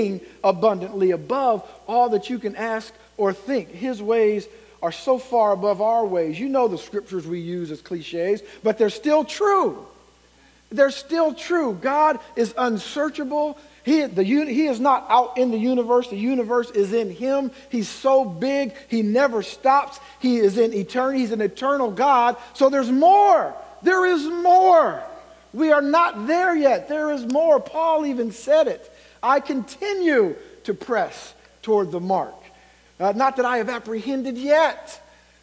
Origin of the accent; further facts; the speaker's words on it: Ohio, United States; moved away as an adult; now in Indiana, United States; I'm from Ohio